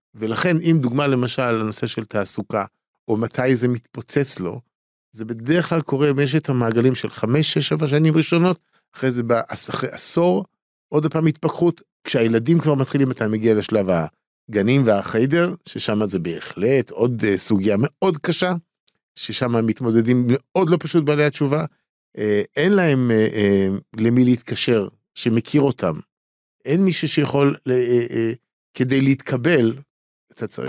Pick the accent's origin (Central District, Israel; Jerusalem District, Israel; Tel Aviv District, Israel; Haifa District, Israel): Tel Aviv District, Israel; Tel Aviv; אני גדלתי בתל אביב, בסדר? אה, תל אביבי